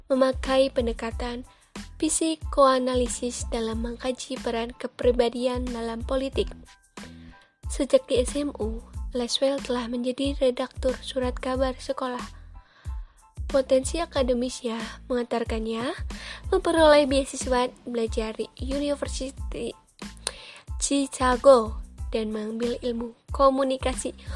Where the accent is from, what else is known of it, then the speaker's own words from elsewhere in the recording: Cirebon, West Java, Indonesia; Saya juga kelahiran dari Cirebon loh. Insya Allah saya asli Cirebon.